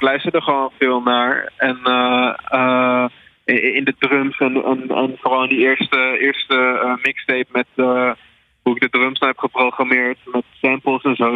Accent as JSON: {"language": "Dutch", "town": "Alkmaar", "region": "North Holland", "country": "Netherlands", "said": "ik ben 21 eh, jaar en ik kom uit Alkmaar"}